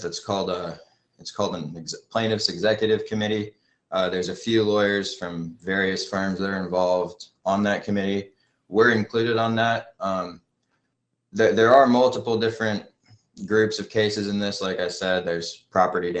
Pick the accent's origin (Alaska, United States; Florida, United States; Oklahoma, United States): Florida, United States; Pensacola; I grew up in Pensacola, Florida, and moved back there with my family shortly after the BP oil spill